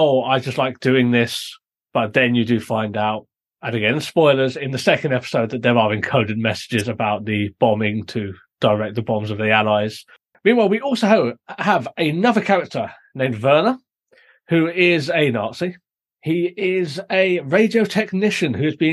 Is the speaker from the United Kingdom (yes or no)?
yes; United Kingdom